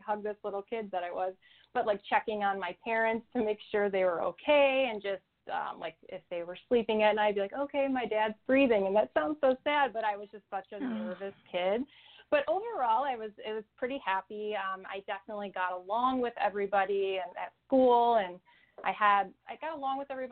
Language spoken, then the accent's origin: English; Chicago, Illinois, United States; I grew up in the Chicago area